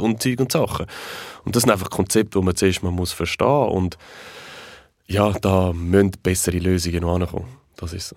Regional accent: Switzerland; bei uns in der Schweiz

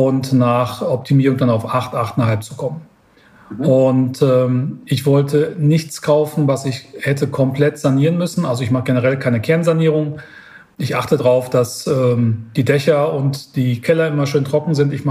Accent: Münster, North Rhine-Westphalia, Germany; Ich sitze ja hier in, in Niederbayern und ich komme ursprünglich aus Münster.

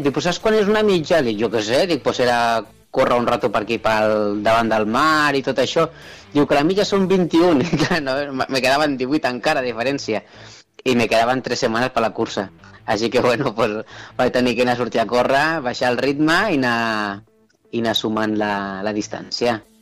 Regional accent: Tarragona, Catalonia, Spain; tinc 34 anys i nascut a Tarragona

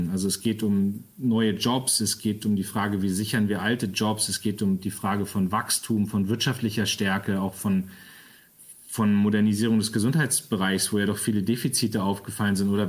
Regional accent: Northern Germany, Germany; Und sage ich mal, auch als Norddeutscher äh, liegt mir dann seine Art auch sehr.

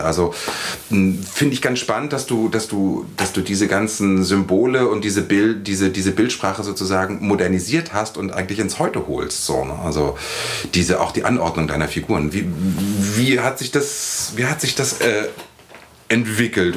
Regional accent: Lower Saxony, Germany; Ich bin irgendwie auf dem Dorf in Niedersachsen aufgewachsen

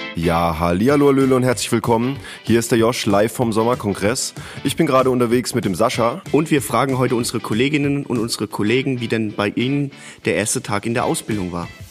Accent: Berlin, Germany; aus dem Bezirk Berlin, Brandenburg und Sachsen, komme aus Berlin

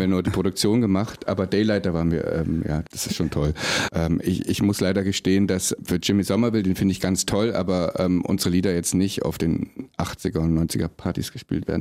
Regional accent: East Germany, Germany; ich bin im Osten groß geworden

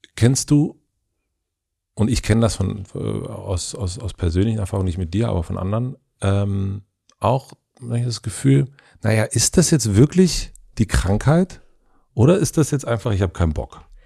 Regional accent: Brandenburg, Germany; da wo ich herkomme, also äh, Brandenburg

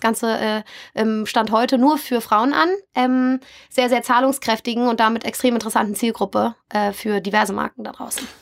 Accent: Berlin, Germany; moved away as an adult; now in Hamburg, Germany; irgendwann in Hamburg und nicht mehr in meiner Heimatstadt Berlin gelandet bin

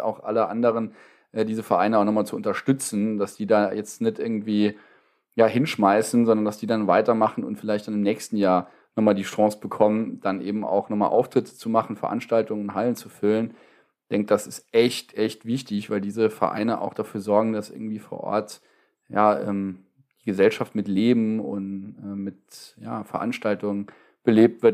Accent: Wadgassen, Saarland, Germany; Ich komme aus Wattgassen.

